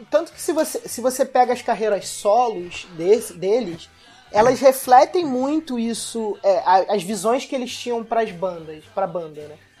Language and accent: Portuguese; Rio de Janeiro, Brazil; como carioca que vai no, no frequento carnaval